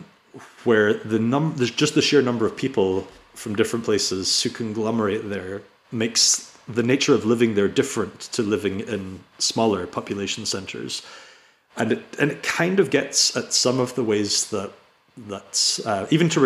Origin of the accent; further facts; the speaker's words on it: Inverness, Scotland, United Kingdom; I grew up in Inverness, which was a town, and then it was given city rights